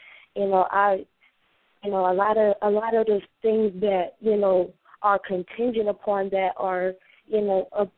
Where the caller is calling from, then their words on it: Connecticut, United States; I'm calling from Connecticut.